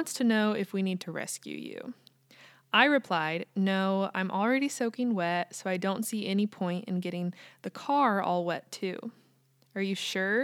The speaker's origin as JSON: {"language": "English", "country": "United States", "also_born_or_lived": "Kansas"}